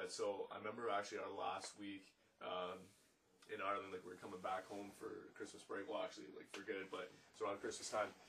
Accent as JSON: {"language": "English", "country": "Canada", "said": "we're actually Canadian."}